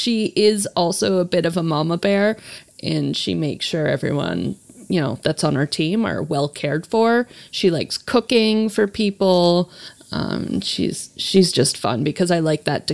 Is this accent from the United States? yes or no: no; Canada; I'm Canadian.